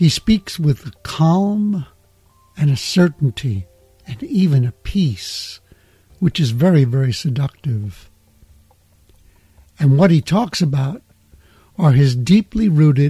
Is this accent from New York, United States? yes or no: yes; New York City, New York, United States; I'm from the United States. I'm from New York City